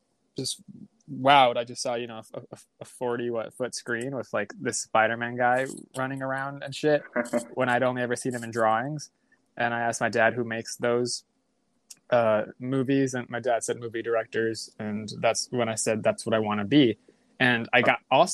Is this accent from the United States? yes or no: yes; Chula Vista, California, United States; where I grew up in San Diego, Chula Vista